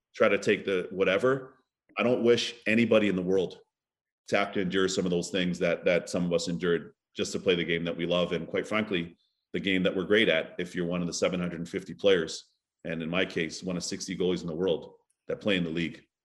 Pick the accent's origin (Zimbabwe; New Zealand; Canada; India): Canada; Toronto, Ontario; also born or lived in Barbados; my hometown of, of Scarborough, back in Toronto, back in Barbados